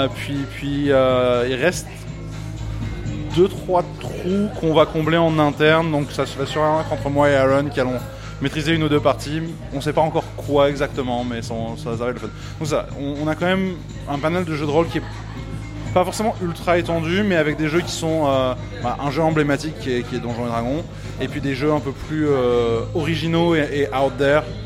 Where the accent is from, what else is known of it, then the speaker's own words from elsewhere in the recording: France; moved away as an adult; now in Montreal, Canada; moi je suis français de France